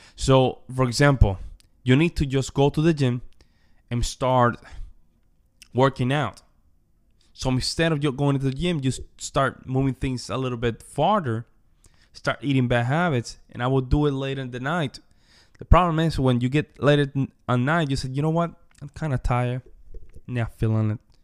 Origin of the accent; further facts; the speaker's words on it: Las Marías, Puerto Rico; moved away; also born or lived in Wyoming / New York; I come from Puerto Rico, from the Commonwealth, right? Small town called Las Marias, very small town in the countryside of the island